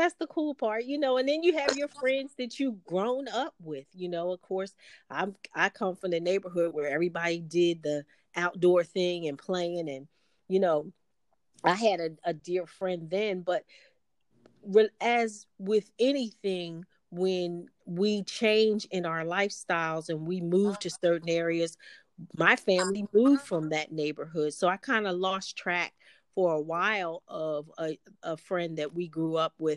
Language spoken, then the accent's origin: English; East Coast, United States; I'm from the East Coast, so I grew up on snow